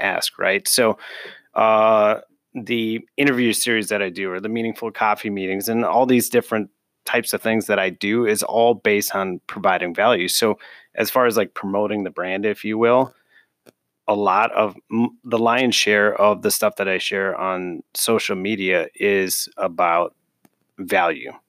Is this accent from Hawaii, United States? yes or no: no; Minneapolis, Minnesota, United States; I'm originally from Northeast Minneapolis